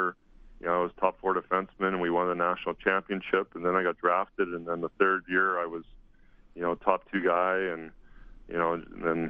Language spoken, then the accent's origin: English; Lloydminster, Alberta, Canada; moved away as an adult; now in Kelowna, Canada; I was born in PA, but moved to Lloyd when I was two. So, but I pretty much claim I was born in Lloyd and played minor hockey throughout the years in Lloydminster